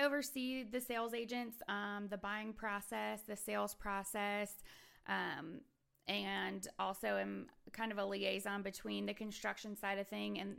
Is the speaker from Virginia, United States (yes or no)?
yes; Virginia, United States; now in Huntsville, United States; I'm from Virginia.